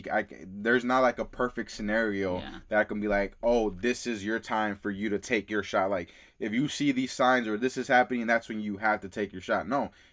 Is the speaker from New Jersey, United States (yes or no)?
no; Alabama, United States; I had this one friend growing up in Alabama